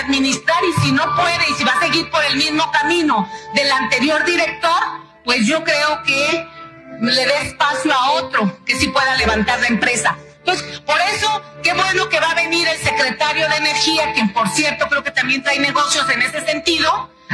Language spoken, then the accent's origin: Spanish; Mexico